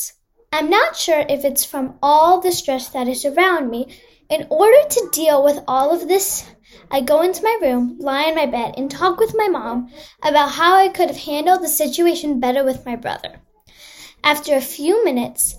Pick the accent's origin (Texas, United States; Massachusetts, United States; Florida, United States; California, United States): California, United States; Los Angeles; I'm from Los Angeles, and I'm 10 years old.